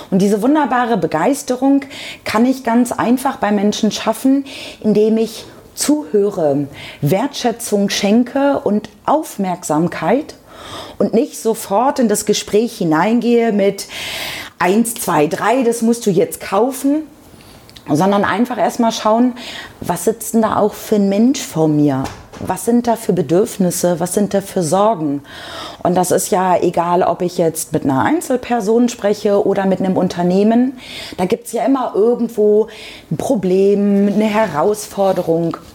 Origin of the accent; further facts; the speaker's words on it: Lower Saxony, Germany; Ich komme auch ursprünglich aus Niedersachsen. Man sagt einem ja nach, dass man dort das reinste Hochdeutsch spricht.